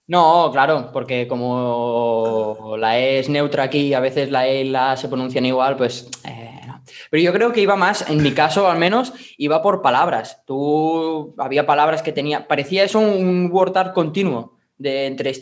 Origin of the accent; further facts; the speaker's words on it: Catalonia, Spain; yo como buen catalán que soy